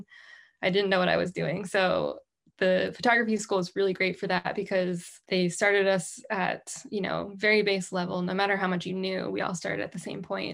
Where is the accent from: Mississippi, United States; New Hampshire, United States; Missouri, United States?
New Hampshire, United States; I grew up in New Hampshire, like my bio said, and I am kind of a diehard New Englander now